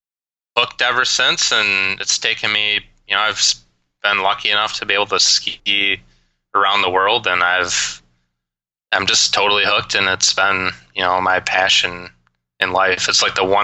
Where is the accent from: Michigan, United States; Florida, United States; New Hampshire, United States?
Michigan, United States; Grand Rapids; now in Denver, United States; Growing up, I spent every moment possible skiing at a local ski hill in Michigan called Canonsburg in the Grand Rapids, Michigan area